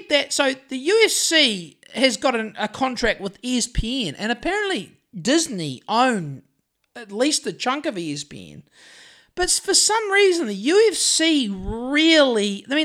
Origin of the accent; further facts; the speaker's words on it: Greymouth, West Coast, New Zealand; I've walked up and down Oxford Street in Sydney a couple of times just to when I was fresh from Greymouth, just to see what all the fracas was about.